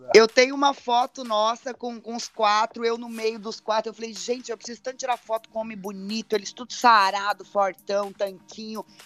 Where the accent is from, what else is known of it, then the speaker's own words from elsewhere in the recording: Belo Horizonte, Minas Gerais, Brazil; eu sou mineira também, viu, gente? Eu sou nascida em Belo Horizonte